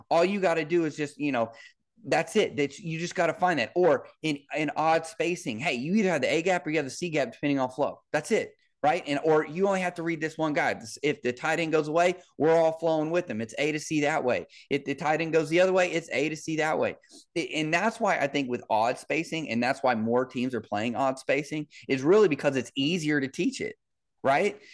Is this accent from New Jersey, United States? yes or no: no; Kansas City, Missouri, United States; I grew up in Kansas City with, with Marty Schottenheimer